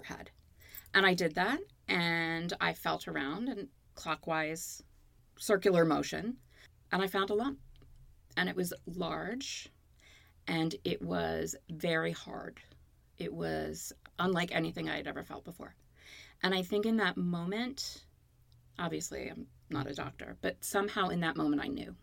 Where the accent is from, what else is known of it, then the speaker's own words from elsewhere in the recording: Baltimore, Maryland, United States; moved away as an adult; also born or lived in Connecticut; now in Los Angeles, United States; I was born in Connecticut. I grew up in Baltimore and I moved to Los Angeles in August of 93